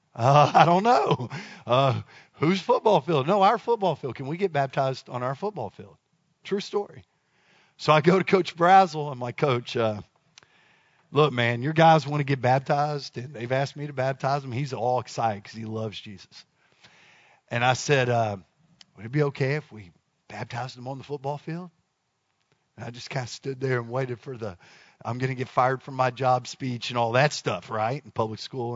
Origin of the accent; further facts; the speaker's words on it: Dallas, Texas, United States; moved away; I'm from Dallas